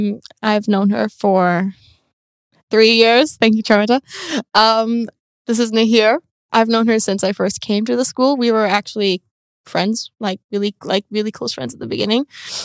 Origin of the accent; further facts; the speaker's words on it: Turkey; moved away as an adult; Okay, I'm from Turkey.